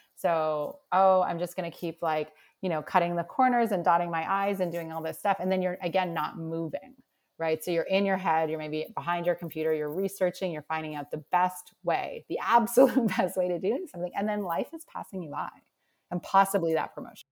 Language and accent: English; Nova Scotia, Canada; moved away; I'm originally from Nova Scotia and I feel like I'm just sort of girl from Canada